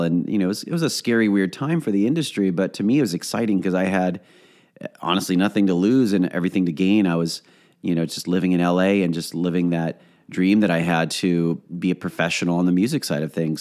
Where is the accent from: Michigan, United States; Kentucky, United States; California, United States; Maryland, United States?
California, United States; Orange County; I am from Orange County